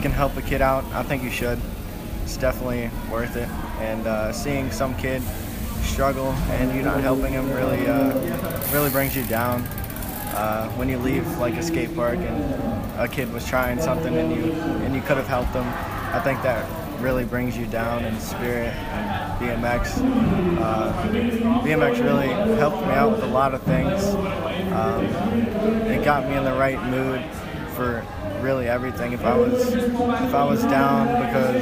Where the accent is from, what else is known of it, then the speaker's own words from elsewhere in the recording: Virginia Beach, Virginia, United States; now in Pittsburgh area, United States; I am originally from Virginia Beach, but I moved up here about 4 years ago